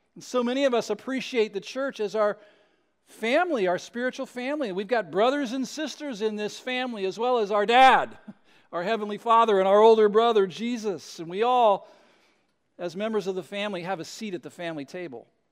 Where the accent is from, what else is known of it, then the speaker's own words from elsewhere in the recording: West Coast, United States; I was, uh, born and raised on the West Coast